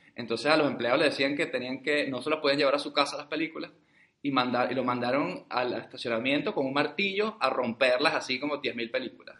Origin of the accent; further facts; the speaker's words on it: Venezuela; Aquí ahora somos tres venezolanos